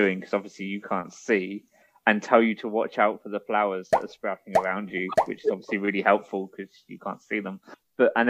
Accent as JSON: {"language": "English", "country": "United Kingdom", "said": "I'm British"}